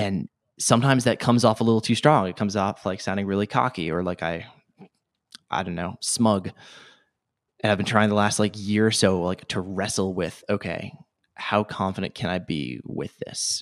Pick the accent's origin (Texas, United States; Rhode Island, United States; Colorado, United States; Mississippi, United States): Rhode Island, United States; born or raised there